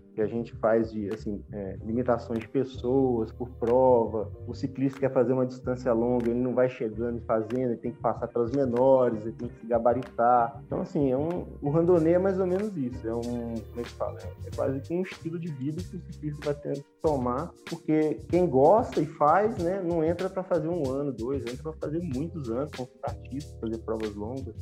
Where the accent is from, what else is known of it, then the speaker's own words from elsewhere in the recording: Juiz de Fora, Minas Gerais, Brazil; moved away as an adult; also born or lived in Lavras; eu sou de Juiz de Fora